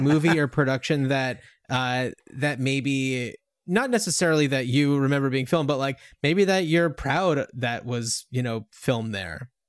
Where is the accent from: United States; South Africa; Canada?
United States; we grew up just outside of New York City